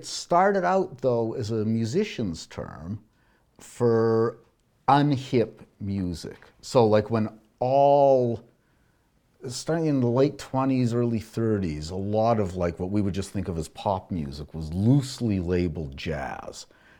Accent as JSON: {"language": "English", "region": "Alberta", "country": "Canada", "tie": "born or raised there", "said": "I grew up in Alberta."}